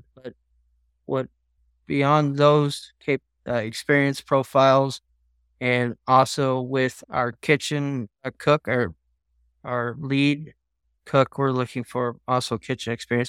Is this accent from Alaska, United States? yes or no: yes; Alaska, United States; I'm from Alaska